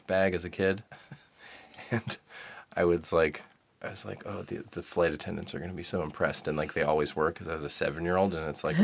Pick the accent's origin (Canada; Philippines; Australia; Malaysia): Canada; Vancouver, British Columbia; moved away as an adult; now in New York, United States; I grew up in Vancouver.